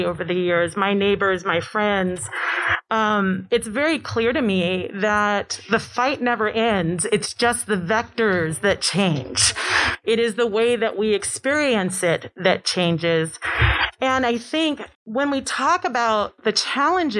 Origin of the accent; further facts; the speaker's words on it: New York City, New York, United States; I'm from New York. I'm from Brooklyn, even better